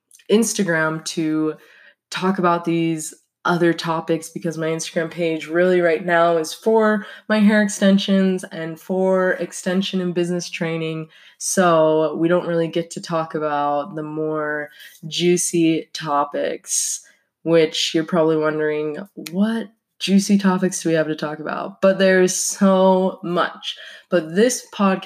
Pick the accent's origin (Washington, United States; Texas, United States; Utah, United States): Utah, United States; Salt Lake City; moved away as an adult; now in Pocatello, United States; I was raised in Salt Lake City, Utah